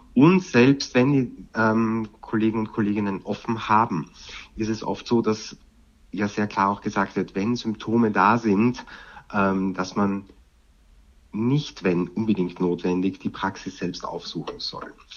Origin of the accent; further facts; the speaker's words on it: Vienna, Austria; now in Germany; Ich komme ja ursprünglich aus Wien